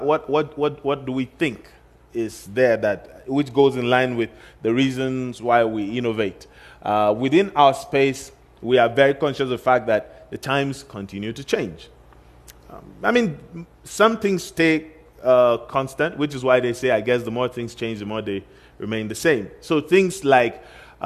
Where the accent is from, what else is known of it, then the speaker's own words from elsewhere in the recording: Kaduna, Kaduna State, Nigeria; Kaduna, which is my hometown